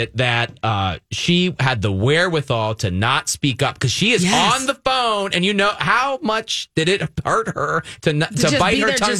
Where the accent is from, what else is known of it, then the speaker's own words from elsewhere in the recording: Pennsylvania, United States; my home state of Pennsylvania.